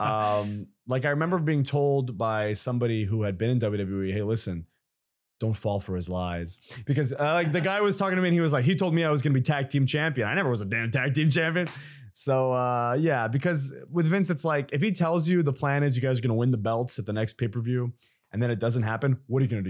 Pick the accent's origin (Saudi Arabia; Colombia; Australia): Saudi Arabia; moved away; I grew up in Saudi Arabia